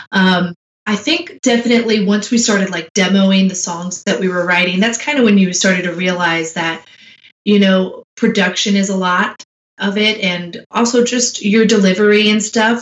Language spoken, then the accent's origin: English; Michigan, United States; now in Nashville, United States; I was growing up in Michigan